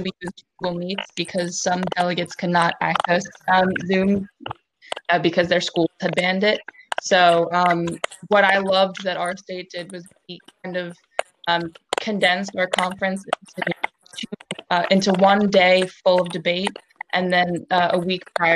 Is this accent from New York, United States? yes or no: yes; New York, United States; I'm from New York State